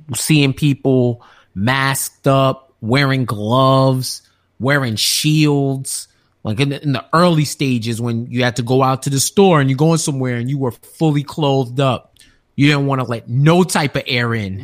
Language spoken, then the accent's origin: English; New York, United States; being a New Yorker